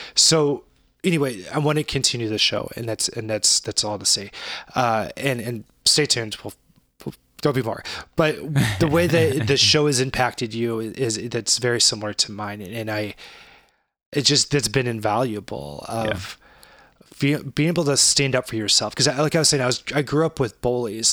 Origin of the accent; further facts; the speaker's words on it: St. Louis, Missouri, United States; we grew up in St. Louis and we still live here